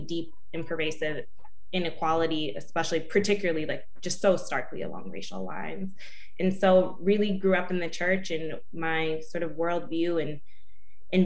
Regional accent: New Haven, Connecticut, United States; I'm from New Haven, Connecticut

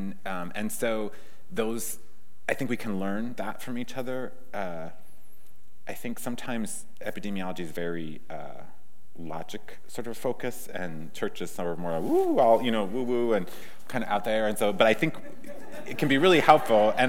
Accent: Sioux Falls, South Dakota, United States; moved away as an adult; also born or lived in Seattle / Minnesota / Wisconsin / Berkeley; I grew up in South Dakota

